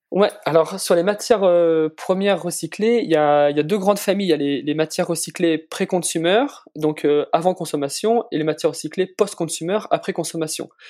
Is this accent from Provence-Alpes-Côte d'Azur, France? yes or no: no; Valence, Auvergne-Rhône-Alpes, France; j'ai grandi dans la Drôme